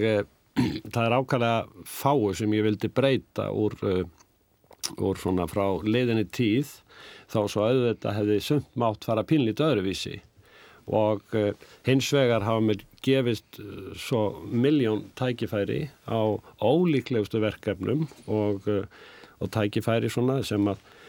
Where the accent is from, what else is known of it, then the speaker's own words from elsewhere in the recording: Reykjavík, Capital Region, Iceland; also born or lived in Dýrafjörður; ég ólst upp náttúrulega í Vesturbænum í Reykjavík